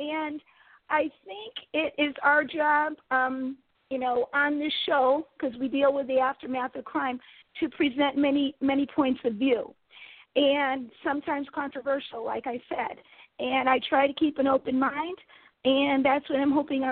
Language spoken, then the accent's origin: English; Connecticut, United States; my home state of Connecticut